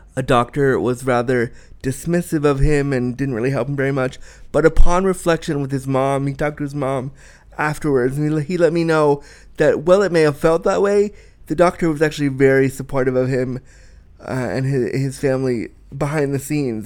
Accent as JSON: {"language": "English", "area": "Orange County", "region": "California", "country": "United States", "tie": "born or raised there", "said": "I was born in Orange County back in the day."}